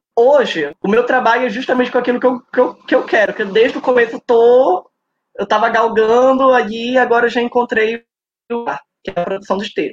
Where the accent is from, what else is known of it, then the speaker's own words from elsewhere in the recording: Belém, Pará, Brazil; eu nasci em Belém do Pará